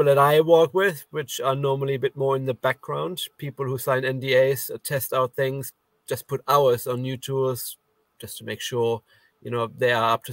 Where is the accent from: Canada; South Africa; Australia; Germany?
Germany; moved away; I come from Germany. I studied engineering in Germany.